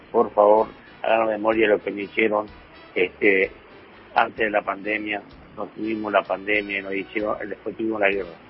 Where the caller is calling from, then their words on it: Reconquista, Santa Fe, Argentina; Buenas tardes, soy … de Reconquista Santa Fe, bueno, acá en el norte de la provincia, un calor tremendo.